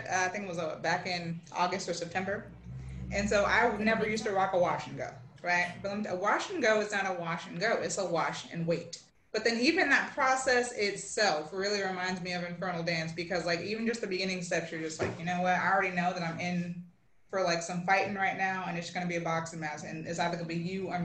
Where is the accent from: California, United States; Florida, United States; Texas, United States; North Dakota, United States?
California, United States; Los Angeles; now in Memphis, United States; So I'm based in Memphis, but I am originally from Los Angeles, California, but I got some Latin American roots